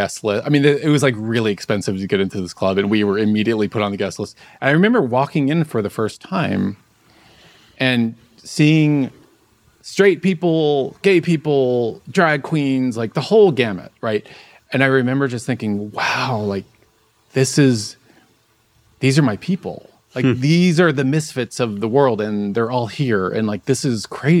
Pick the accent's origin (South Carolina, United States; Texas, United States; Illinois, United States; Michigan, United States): Texas, United States; Dallas; I grew up in Dallas, Texas